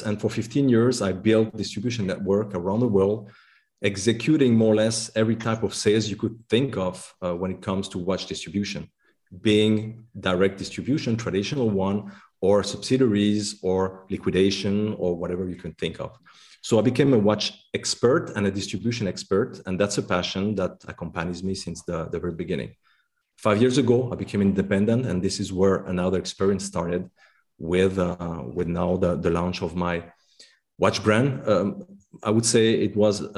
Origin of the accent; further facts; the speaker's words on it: La Chaux-de-Fonds, Neuchâtel, Switzerland; I was born in La Chaux-de-Fonds. So La Chaux-de-Fonds is in the middle of the heart of the Watch Valley